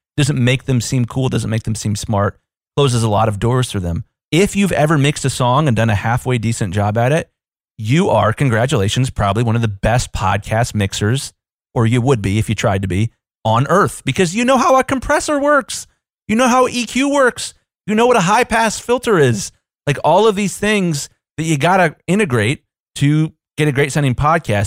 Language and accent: English; Columbus, Ohio, United States; I'm from Columbus, Ohio. We're a pretty big city.